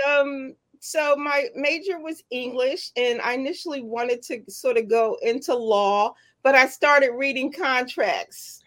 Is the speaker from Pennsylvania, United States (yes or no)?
yes; Philadelphia, Pennsylvania, United States; also born or lived in Washington, Georgia; I was born in Washington, in Georgia, and relocated to West Philadelphia, born and raised.